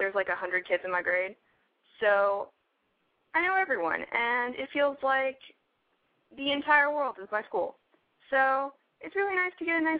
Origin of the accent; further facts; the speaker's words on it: Nashville, Tennessee, United States; I'm from Tennessee, so, like, I'm from Nashville. Like, we have culture and stuff. It's not like I live in, like, where Ellie Mae Clampett came from